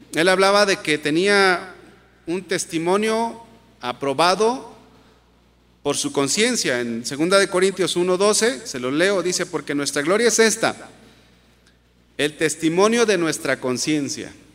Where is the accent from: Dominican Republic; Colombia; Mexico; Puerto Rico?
Mexico; como mexicanos